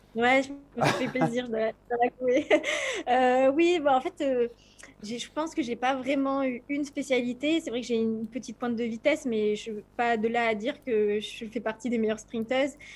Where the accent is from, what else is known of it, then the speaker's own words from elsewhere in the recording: France; en tant que Française